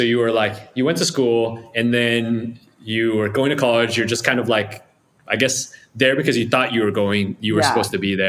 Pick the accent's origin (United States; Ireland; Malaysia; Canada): Malaysia; moved away; I'm from Malaysia